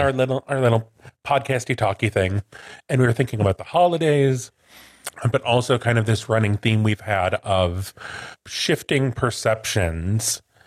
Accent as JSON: {"language": "English", "region": "Midwest", "country": "United States", "said": "I'm from the Midwest."}